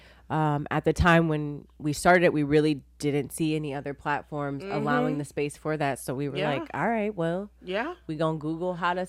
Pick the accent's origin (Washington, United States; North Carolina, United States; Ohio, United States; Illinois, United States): Ohio, United States; Columbus; Oh, I'm from Columbus, Ohio.